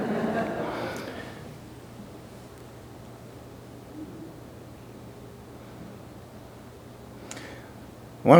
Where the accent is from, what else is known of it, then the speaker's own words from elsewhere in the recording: Berkeley, California, United States; I grew up in South Berkeley Community Church, a United Church of Christ establishment at the corner of Fairview and Ellis in South Berkeley, of course, just off Adeline